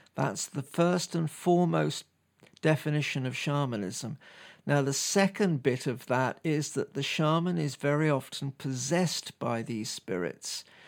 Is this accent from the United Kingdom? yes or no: yes; United Kingdom; me being a Brit